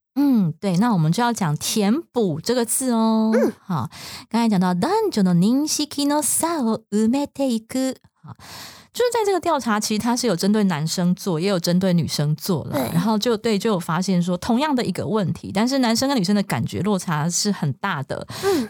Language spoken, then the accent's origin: Chinese; Taiwan; 就是如果是我们台湾人